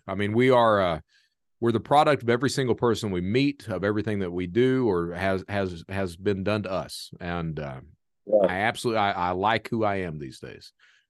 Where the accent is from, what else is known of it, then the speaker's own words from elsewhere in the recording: Kentucky, United States; moved away; I'm from Kentucky originally